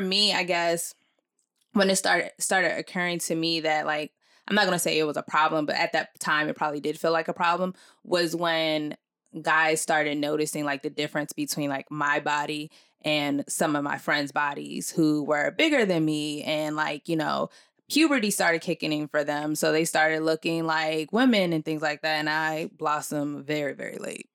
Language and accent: English; Nigeria; I'm Nigerian